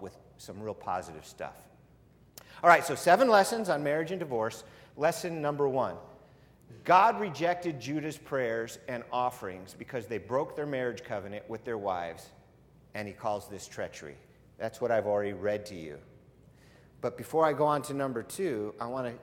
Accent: United States; I was born in this country

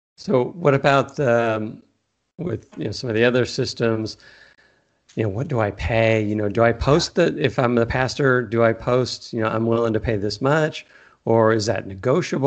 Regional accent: Texas, United States; also born or lived in California; now in Arizona, United States; I am from Texas and moved to California for a long time and now I'm in Arizona

